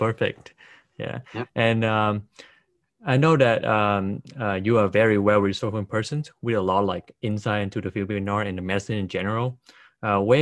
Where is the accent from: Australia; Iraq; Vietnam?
Vietnam; born or raised there; moved away